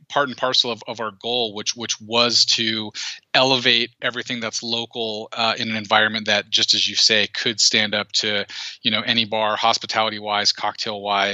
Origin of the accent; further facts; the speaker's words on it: Bakersfield, California, United States; I grew up in the Central Valley of California in the town of Bakersfield